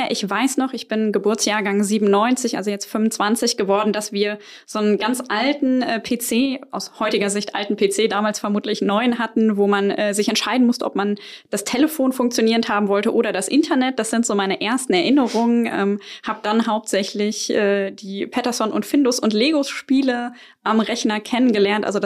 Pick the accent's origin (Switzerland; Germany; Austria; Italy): Germany; moved away as an adult; also born or lived in Silicon Valley, United States / United Kingdom; Ich komme aus Deutschland, bin aber für den ersten Job in die USA gezogen